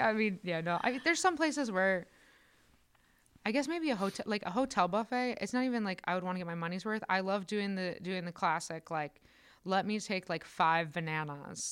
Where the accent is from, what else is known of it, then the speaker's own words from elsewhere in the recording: Northwest Indiana, United States; moved away as an adult; also born or lived in Decatur, Illinois; now in Chicago, United States; I'm from Northwest Indiana, so it's like hour from Chicago.